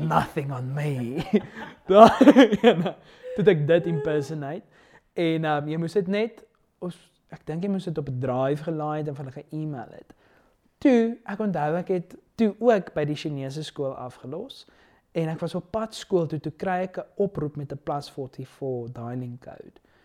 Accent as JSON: {"language": "Afrikaans", "town": "Pretoria", "region": "Gauteng", "country": "South Africa", "said": "ek's van Pretoria"}